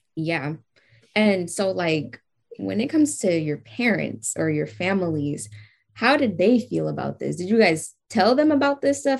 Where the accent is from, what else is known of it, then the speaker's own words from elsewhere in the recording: California, United States; I'm from California too